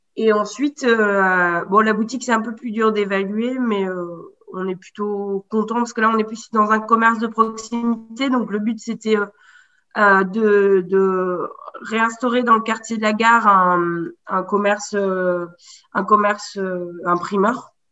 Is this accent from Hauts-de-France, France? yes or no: no; Haute-Loire, near Brassac-les-Mines, Auvergne-Rhône-Alpes, France; also born or lived in Paris; J'ai grandi là, en Haute-Loire. Dans le, plus précisément en termes de territoire, dans le bassin minier, vers Brassac-les-Mines.